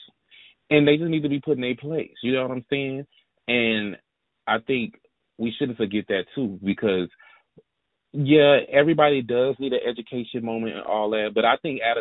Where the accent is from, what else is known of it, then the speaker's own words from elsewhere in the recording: the South, United States; I'm from the South